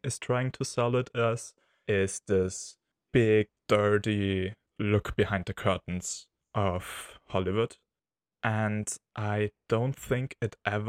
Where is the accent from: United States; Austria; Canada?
Austria; from Austria.